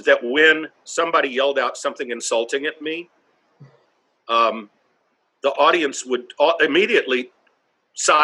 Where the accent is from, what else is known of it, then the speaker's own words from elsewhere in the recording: North Carolina, United States; now in New York City, United States; I'm from North Carolina